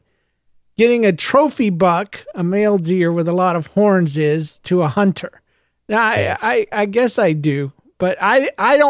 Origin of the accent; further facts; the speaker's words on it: United States; also born or lived in Florida; I was raised in Georgia, Florida area